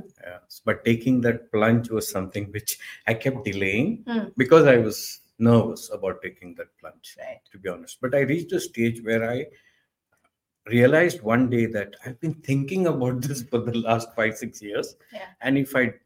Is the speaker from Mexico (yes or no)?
no; South India, India; we come from the South Indian family